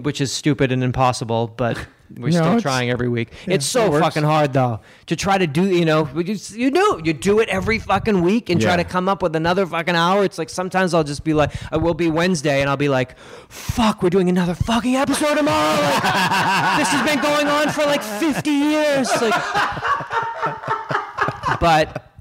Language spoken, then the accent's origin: English; Massachusetts, United States; I'm from Massachusetts